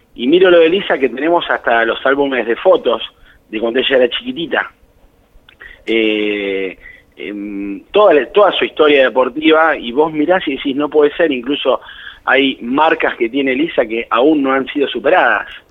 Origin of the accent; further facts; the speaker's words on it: Bahía Blanca, Buenos Aires Province, Argentina; moved away as an adult; now in Tandil, Argentina; yo soy de Bahía Blanca, eh, pero hace el 2000 que estoy acá en Tandil